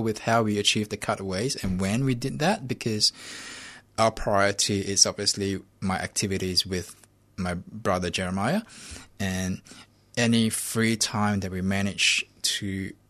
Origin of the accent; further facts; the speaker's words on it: Singapore; My family, yeah, we're Singaporean. Chinese. Singaporean Chinese